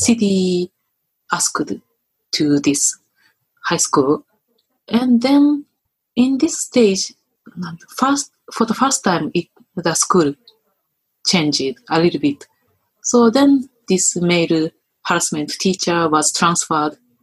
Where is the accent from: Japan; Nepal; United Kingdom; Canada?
Japan; most Japanese men, women, including me